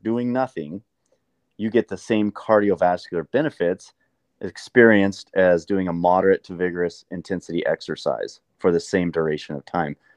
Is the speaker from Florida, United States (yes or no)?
no; Montana, United States; moved away as an adult; also born or lived in Southern California; I grew up in Montana